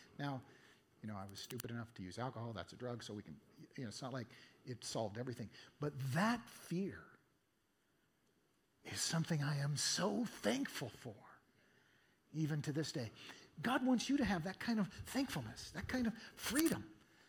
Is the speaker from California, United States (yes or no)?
no; Eugene, Oregon, United States; my hometown, Eugene, Oregon